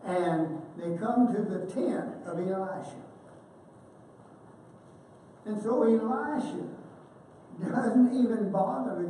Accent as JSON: {"language": "English", "region": "Missouri", "country": "United States", "tie": "born or raised there", "said": "I grew up just a few miles from the Mississippi, and I can guarantee you, if there is a muddier, dirtier river than the Mississippi, I'm from Missouri"}